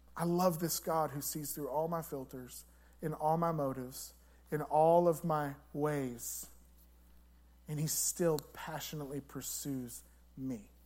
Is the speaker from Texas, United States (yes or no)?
yes; La Grange, Texas, United States; I said LaGrange, Texas